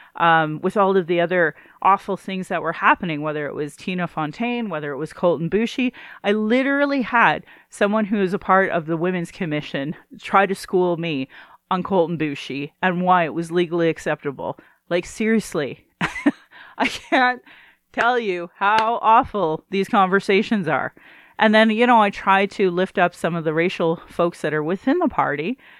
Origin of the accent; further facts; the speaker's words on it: Calgary, Alberta, Canada; I was born in Calgary